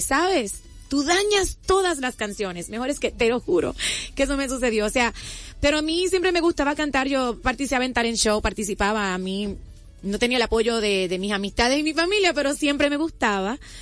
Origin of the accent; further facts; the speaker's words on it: Puerto Rico; Yo soy eh, natural de Puerto Rico, ahí al ladito.